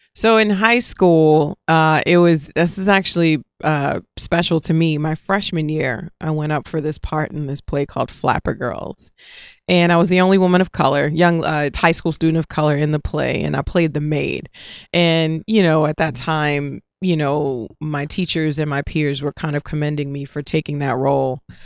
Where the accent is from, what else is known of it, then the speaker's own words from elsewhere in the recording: New Orleans, Louisiana, United States; moved away as an adult; also born or lived in New York; I'm from New Orleans